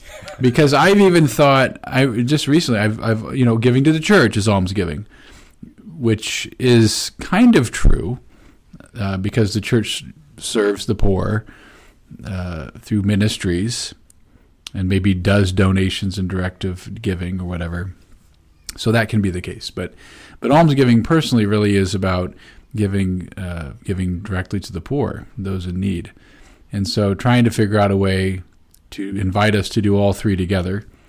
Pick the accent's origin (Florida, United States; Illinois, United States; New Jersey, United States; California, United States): Illinois, United States; Peoria; moved away; When I was from Peoria, you know, you would go out and eat dinner after Ash Wednesday